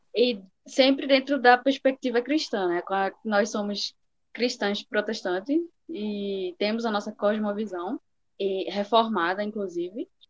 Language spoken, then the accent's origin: Portuguese; Recife, Pernambuco, Brazil; Eu sou de Recife, Pernambuco